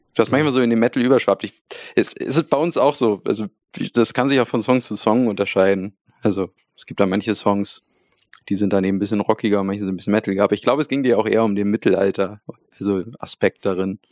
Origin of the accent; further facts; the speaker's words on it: Hamburg, Germany; wir kommen aus Hamburg. Ähm, deswegen spreche ich es auch so aus, Hamburg.